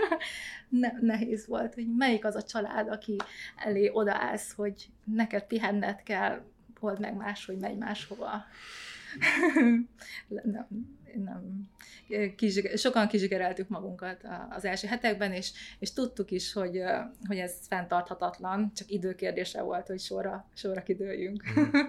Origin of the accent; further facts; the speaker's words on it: Hungary; also born or lived in Vietnam; Hosomi városban születtem, és két éves voltam, amikor ide költöztünk Magyarországra